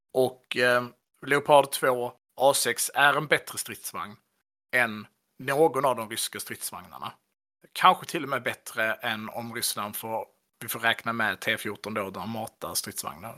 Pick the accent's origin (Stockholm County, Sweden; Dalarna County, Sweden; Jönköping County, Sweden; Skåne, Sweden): Skåne, Sweden; jag skulle säga som skåning